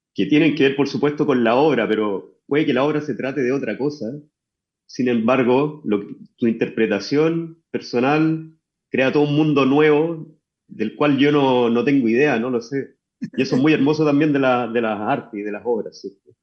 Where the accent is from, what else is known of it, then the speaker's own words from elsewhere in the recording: Chuquicamata, Antofagasta, Chile; yo nací en Chuquicamata y desde allá vengo que no es precisamente Antofagasta